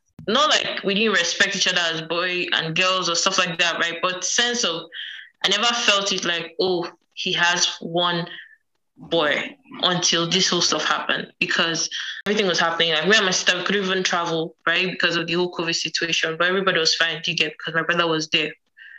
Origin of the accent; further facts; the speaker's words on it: Edo, Nigeria; From Edo.